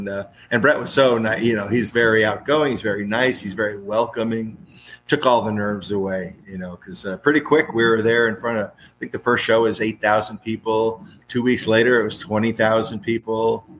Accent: Fredericksburg, Virginia, United States; I'm from Fredericksburg, Virginia

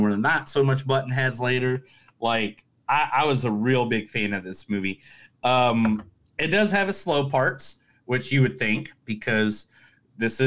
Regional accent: Indiana, United States; I'm from Indiana

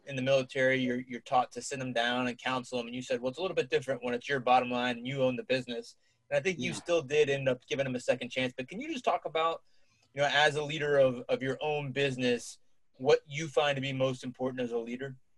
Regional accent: Cincinnati, Ohio, United States; my hometown of Cincinnati, Ohio.

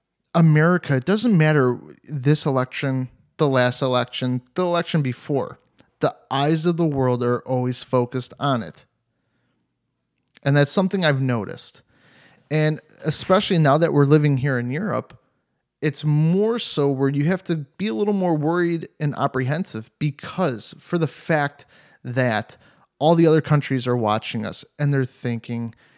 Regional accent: United States; moved away; We're still just as American as everybody else. We just don't live there.

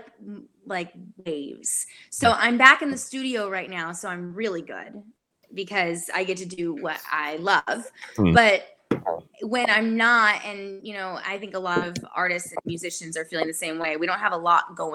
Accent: Sacramento, California, United States; moved away as an adult; now in Nashville, United States; I grew up in Sacramento, California.

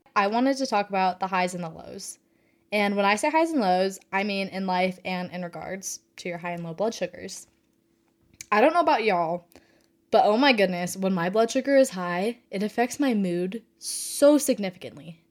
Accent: Reno, Nevada, United States; moved away as an adult; now in Fort Worth, United States; I was born and raised in Reno, Nevada. Um, but I currently live in Fort Worth, Texas

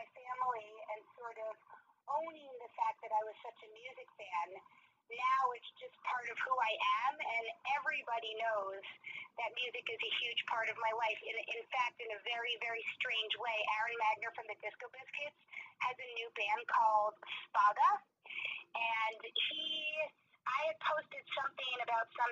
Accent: New York City, New York, United States; now in Boulder, United States; growing up in New York City

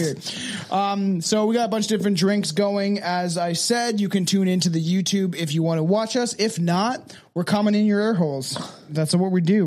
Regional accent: Canada; We are Canadian.

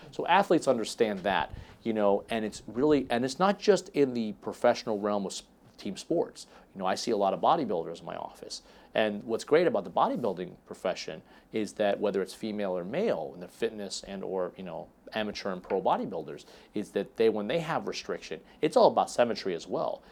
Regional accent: Dallas, Texas, United States; I was born in Dallas

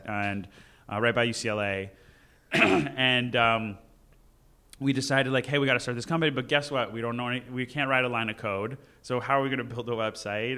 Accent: Los Angeles, California, United States; I grew up in the Valley

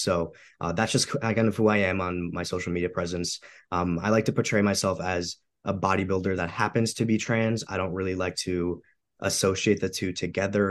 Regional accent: Romania; moved away; I'm an immigrant too. So I come from Eastern Europe. I'm from Romania.

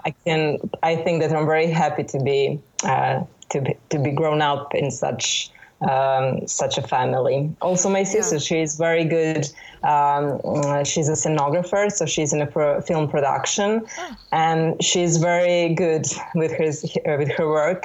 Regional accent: Belgrade, Serbia; born or raised there

